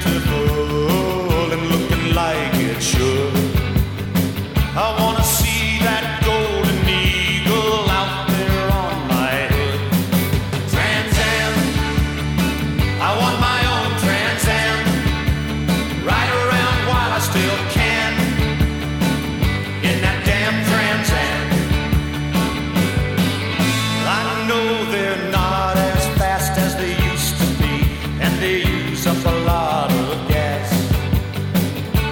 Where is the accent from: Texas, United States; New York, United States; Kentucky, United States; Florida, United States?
Kentucky, United States; Louisville; my hometown of Louisville, Kentucky